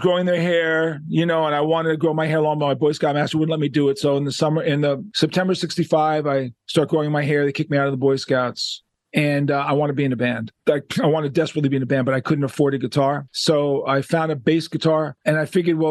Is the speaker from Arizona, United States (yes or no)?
no; New York City, New York, United States; Growing up in Manhattan, Upper West Side, Jewish kid